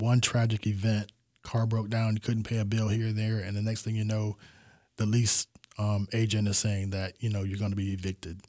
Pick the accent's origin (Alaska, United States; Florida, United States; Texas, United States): Florida, United States; Tampa; I was born and raised in Tampa